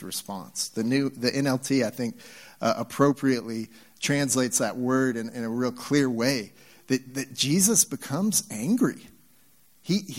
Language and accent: English; Nebraska, United States; also born or lived in Texas; now in Utah, United States; we're in Utah. I came from Texas, of course, and spent some time there. And when I grew up in Nebraska, yeah, no NASCAR fans